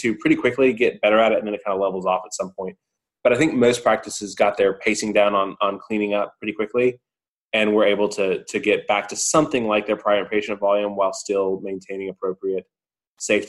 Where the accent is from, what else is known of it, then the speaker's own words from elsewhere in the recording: Georgia, United States; my home state of Georgia